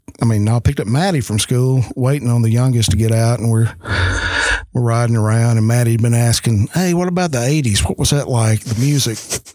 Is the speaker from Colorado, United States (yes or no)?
no; the Delta, Mississippi, United States; also born or lived in Memphis, Tennessee / Nashville, Tennessee; I am Southern